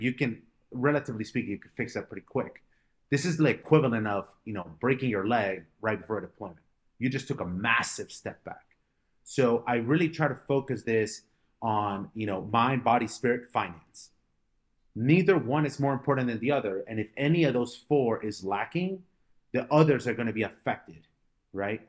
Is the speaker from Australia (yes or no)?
no; Colombia; now in United States; I was born in Colombia, and, uh, my parents, uh, decided to move to America in two thousand four.